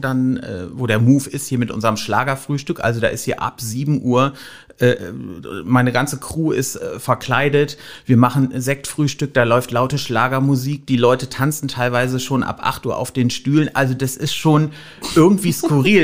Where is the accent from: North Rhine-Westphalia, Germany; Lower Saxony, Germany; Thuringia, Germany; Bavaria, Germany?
North Rhine-Westphalia, Germany; Rhineland near Düsseldorf; moved away as an adult; also born or lived in Wülfrath; now in Hamburg, Germany; Ich komme ursprünglich ähm, aus, aus dem Rheinland in der Nähe von Düsseldorf